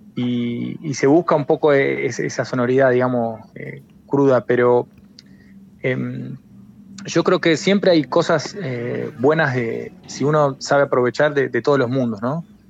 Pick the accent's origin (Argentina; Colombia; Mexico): Argentina; moved away as an adult; also born or lived in Buenos Aires; now in A Coruña, Spain; la identidad de uno como argentino cuando te vas a, afuera